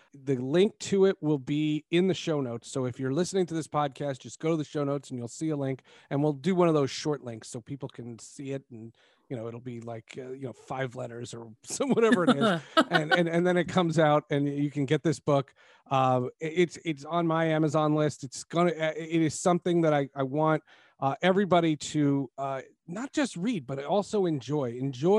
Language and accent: English; New Jersey, United States; moved away; also born or lived in New York; I grew up in New Jersey